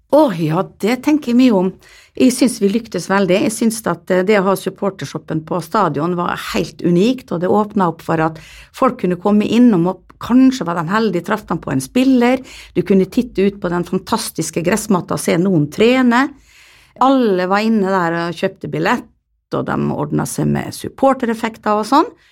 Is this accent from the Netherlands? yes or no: yes; Netherlands; now in Molde, Norway; jeg kommer jo fra Nederland, hvor man er liberal på det meste